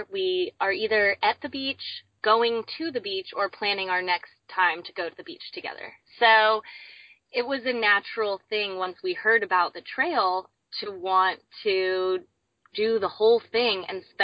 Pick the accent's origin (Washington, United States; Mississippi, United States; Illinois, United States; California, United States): California, United States; Ventura; I grew up in Ventura.